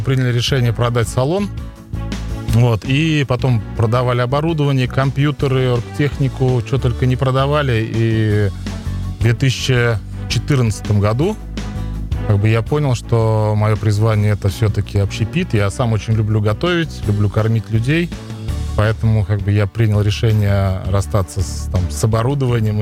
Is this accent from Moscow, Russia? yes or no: no; Leninogorsk, Tatarstan, Russia; moved away as an adult; also born or lived in Almetyevsk; now in Kazan, Russia; Я сам а, родом с Лениногорска